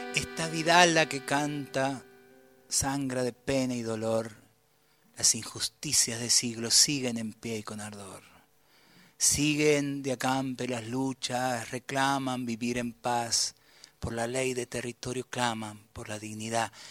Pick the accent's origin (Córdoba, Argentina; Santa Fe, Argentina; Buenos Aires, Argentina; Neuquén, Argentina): Buenos Aires, Argentina; also born or lived in Tucumán; Ya no soy de Liniers solamente, ya no soy del tren Sarmiento